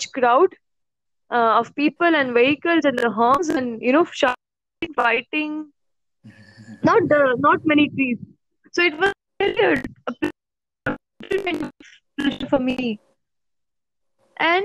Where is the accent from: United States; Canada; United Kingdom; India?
India; Mumbai, Maharashtra; also born or lived in Pune; I'm born and brought up in Mumbai. 18 years of my life